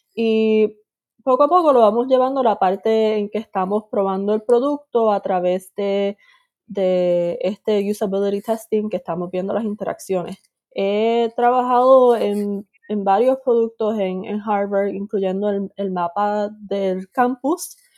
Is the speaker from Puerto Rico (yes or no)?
yes; Puerto Rico; moved away as an adult; also born or lived in Boston, United States; nací en Puerto Rico, estuve viviendo ahí hasta mis 18 años